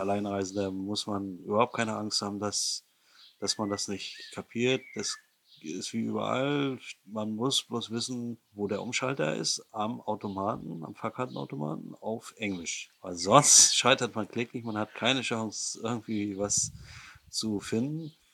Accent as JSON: {"language": "German", "town": "Rostock", "region": "Mecklenburg-Vorpommern", "country": "Germany", "tie": "born or raised there", "said": "meine Kindheit in der DDR zum 1. Mai, wenn alle Werktätigen in die Rostocker Innenstadt fuhren durften"}